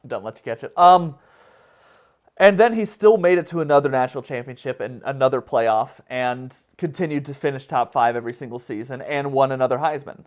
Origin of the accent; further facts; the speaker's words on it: Alabama, United States; I grew up in Alabama, and I went to school at Alabama, and I've stayed in the South